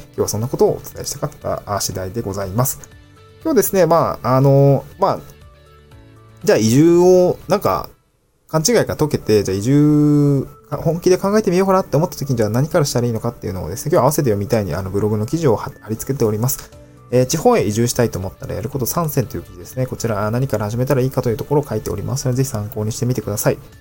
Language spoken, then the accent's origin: Japanese; Niigata, Japan; also born or lived in Tokyo; now in Awaji Island, Japan; 出身が新潟県新潟市